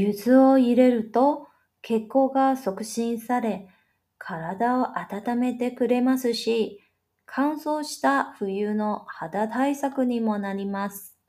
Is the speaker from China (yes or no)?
no; Taiwan; 就在明天喽，我们台湾人都会来碗汤圆庆祝平安长了一岁。